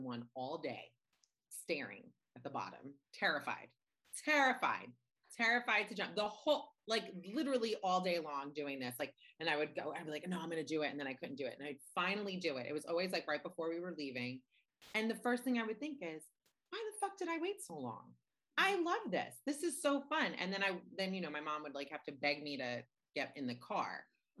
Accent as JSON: {"language": "English", "region": "New York", "country": "United States", "tie": "born or raised there", "also_born_or_lived": "New Orleans, Louisiana, United States", "said": "lived in New York, except I was born in New Orleans, but I've always lived in New York as an adult."}